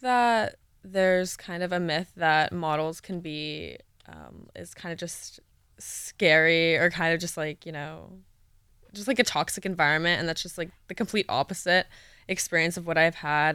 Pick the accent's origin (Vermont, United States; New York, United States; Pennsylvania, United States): New York, United States; New York City; moved away; my hometown, New York City